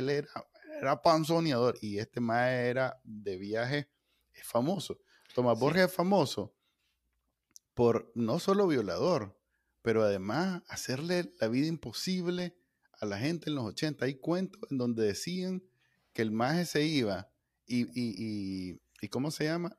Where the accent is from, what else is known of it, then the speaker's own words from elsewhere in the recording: Nicaragua; los latinos, nosotros, los nicaragüenses